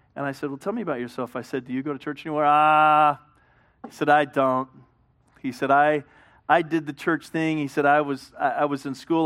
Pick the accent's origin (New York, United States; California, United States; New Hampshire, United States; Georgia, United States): California, United States; Hemet; I was raised in Hemet.